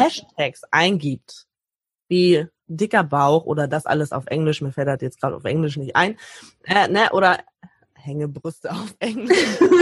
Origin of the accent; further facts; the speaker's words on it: Hamburg, Germany; ich komme aus Hamburg